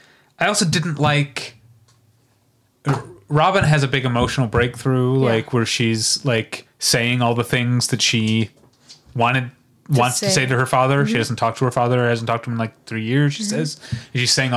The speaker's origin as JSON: {"language": "English", "town": "St. Louis", "region": "Missouri", "country": "United States", "said": "we're German Irish Catholics from St. Louis."}